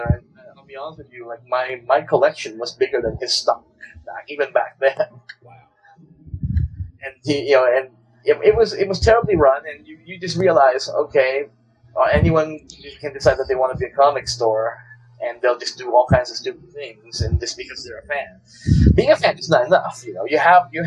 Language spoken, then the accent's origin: English; Manila, Metro Manila, Philippines; moved away; growing up in Manila where I lived